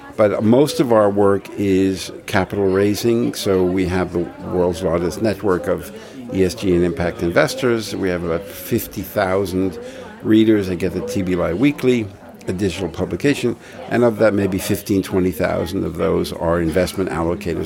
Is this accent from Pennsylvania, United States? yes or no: no; New York City, New York, United States; I come from Brooklyn